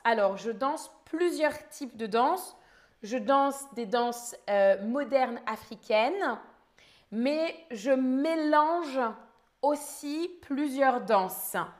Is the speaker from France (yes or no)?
yes; near Paris, Île-de-France, France; je viens de France, je suis française. J'ai grandi près de Paris